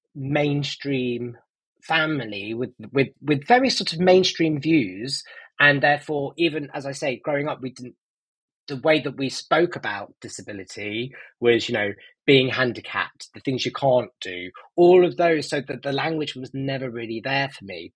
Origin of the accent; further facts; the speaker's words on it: Nottingham, East Midlands, United Kingdom; I grew up in Nottingham